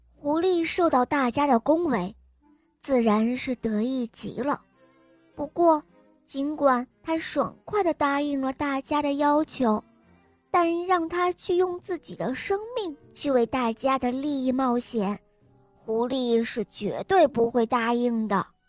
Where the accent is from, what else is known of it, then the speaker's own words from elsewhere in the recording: Harbin, Heilongjiang, China; 我六岁了，我来自美丽的哈尔滨